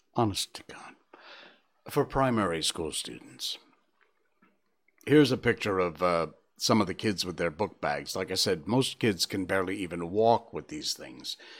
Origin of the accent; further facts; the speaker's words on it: Cornwall, Connecticut, United States; my hometown of Cornwall, Connecticut, where we have four seasons